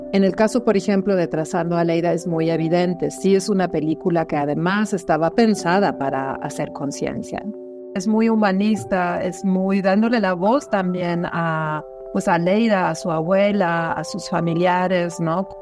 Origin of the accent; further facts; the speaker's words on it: Germany; moved away as an adult; now in Mexico; Nací en Alemania y, y llego a México a mis 21 años